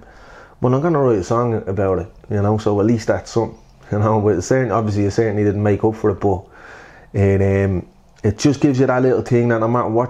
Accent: Dublin, Leinster, Ireland; accent: Dublin; also born or lived in Blanchardstown; growing up in Cabra

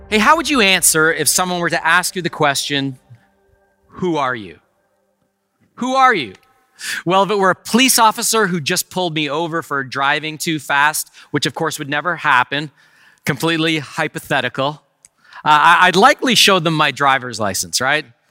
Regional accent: Canada; I am a Canadian citizen

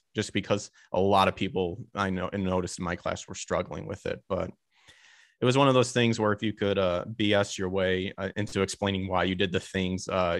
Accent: Illinois, United States; because I'm originally from Illinois, and I went to Northern Illinois University to get that.

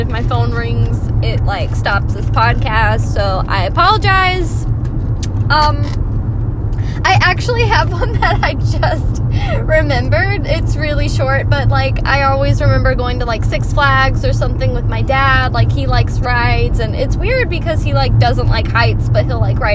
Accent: Texas, United States; I grew up in Texas

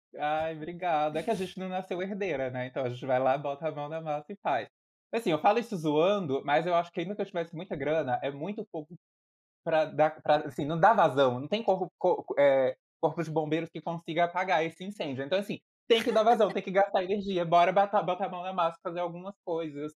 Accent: Brasília, Federal District, Brazil; also born or lived in Piauí; sou piauiense, mas com alma totalmente brasiliense, porque eu vim do Piauí para Brasília com três ou quatro anos de idade, nunca mais voltei ao Piauí

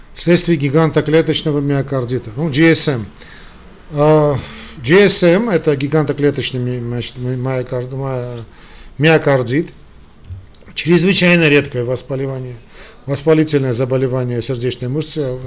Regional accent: Armenia; я из Армении

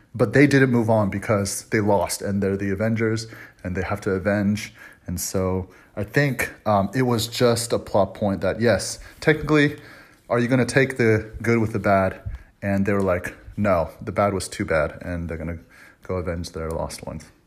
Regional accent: Dallas, Texas, United States; also born or lived in Atlanta; I'm from Dallas.

